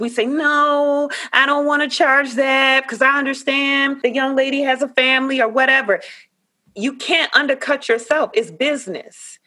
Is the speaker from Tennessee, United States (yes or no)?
no; Savannah, Georgia, United States; Savannah, Georgia, my hometown